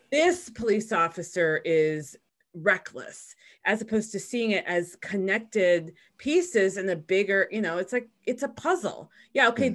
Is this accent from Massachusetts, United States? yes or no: no; Chicago, Illinois, United States; I was born in Chicago